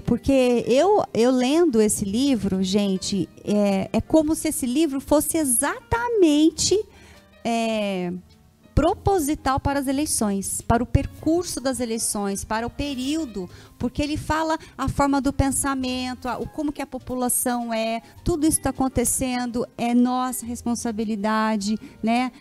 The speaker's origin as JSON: {"language": "Portuguese", "town": "São José dos Campos", "region": "São Paulo", "country": "Brazil", "moved": "as an adult", "lives_now": "Caçapava, Brazil", "said": "eu sou de São José e moro em Caçapava faz quatro anos"}